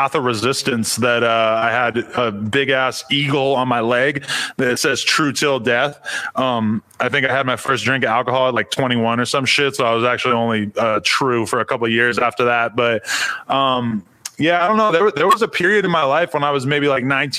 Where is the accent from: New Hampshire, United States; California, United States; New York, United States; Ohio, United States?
New Hampshire, United States; Nashua; moved away as an adult; I lived in New Hampshire till I was 19. I'm from Nashua, New Hampshire